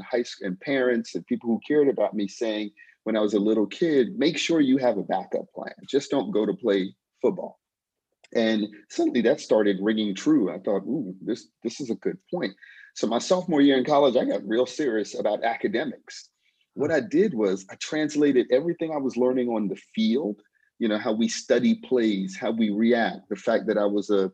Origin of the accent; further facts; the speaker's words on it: South Florida, United States; moved away as an adult; also born or lived in New York; now in Vancouver, Canada; I was born in New York. I'm number 3 out of 4 boys. When I was about 10 years old, my parents got a divorce and separated. So my mom moved to South Florida with my younger brother and I, and I grew up in South Florida